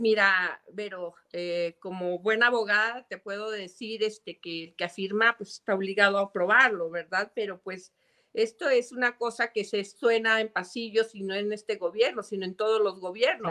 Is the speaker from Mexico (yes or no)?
yes; Zacatecas, Mexico; yo soy zacatecana de corazón, eh, aunque, bueno, mi padre es de Nochistlán, es ingeniero civil, es la persona que más admiro. Este, mi madre es de Guadalajara, Jalisco, eh, yo ya nací aquí